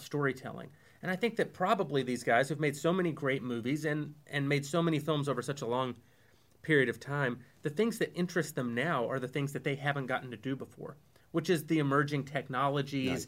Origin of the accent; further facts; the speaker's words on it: the South, United States; we grew up in the South